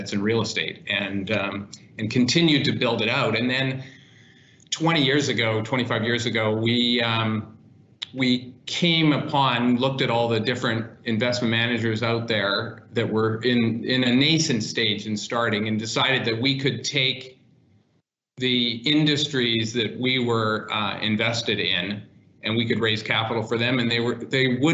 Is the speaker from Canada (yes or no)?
yes; Winnipeg, Manitoba, Canada; moved away; also born or lived in Toronto; I grew up in Canada in Winnipeg, moved to Toronto